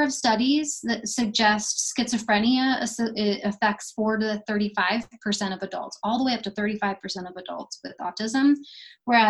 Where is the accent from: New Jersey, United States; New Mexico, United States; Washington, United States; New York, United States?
New Mexico, United States; Las Cruces; I'm from Las Cruces